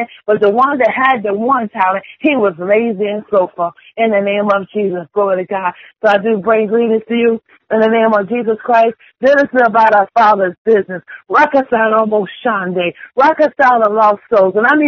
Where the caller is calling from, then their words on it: Chesapeake, Virginia, United States; I am calling from Chesapeake, Virginia.